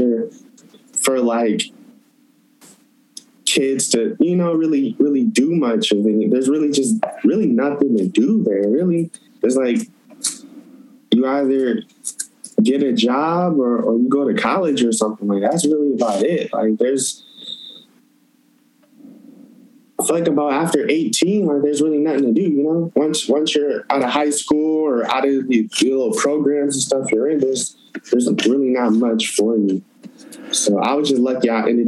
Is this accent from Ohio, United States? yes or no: yes; Toledo, Ohio, United States; moved away as an adult; now in Portland, United States; I'm from Toledo